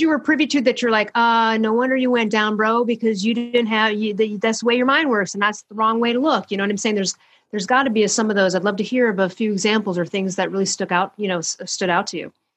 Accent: Chicago, Illinois, United States; I'm from Chicago

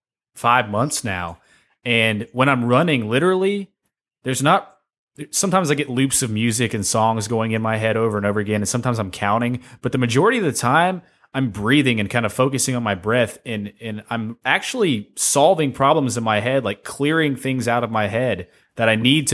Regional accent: Tennessee, United States; moved away; also born or lived in Knoxville / Nashville; I'm from Tennessee, so I grew up in Knoxville and Nashville all around

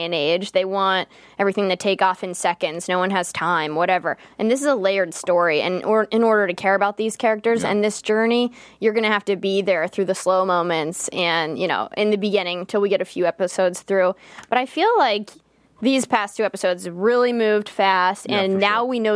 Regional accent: Pittsburgh, Pennsylvania, United States; I'm from Pittsburgh

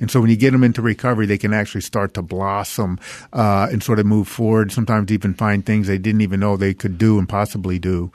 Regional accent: New Orleans, Louisiana, United States; I'm from New Orleans

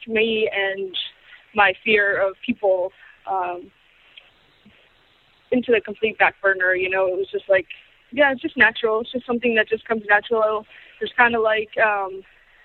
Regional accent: Boston, Massachusetts, United States; moved away; also born or lived in Austin, Texas; I grew up in Boston, and I was always the kid running around, you know, snapping photos

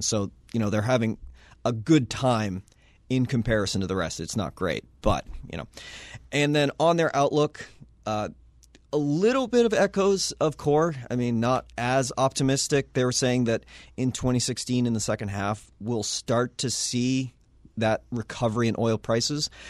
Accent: New England, United States; now in Washington, D.C., United States; I grew up in New England, kinda used to snow.

